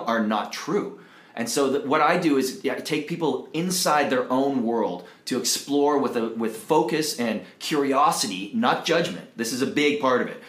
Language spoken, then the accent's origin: English; Toronto, Ontario, Canada; moved away as an adult; now in Costa Rica; I'm originally from Toronto, Canada.